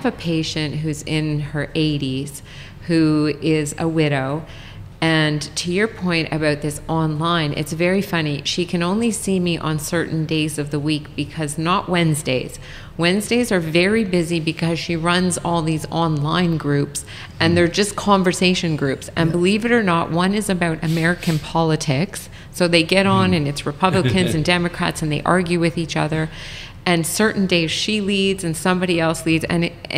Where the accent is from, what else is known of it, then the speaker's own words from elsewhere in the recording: Saskatchewan, Canada; I'm from Saskatchewan, so curling